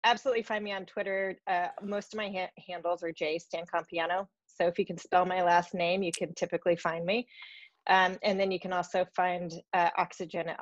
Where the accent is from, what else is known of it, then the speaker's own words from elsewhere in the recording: Alaska, United States; I grew up in Alaska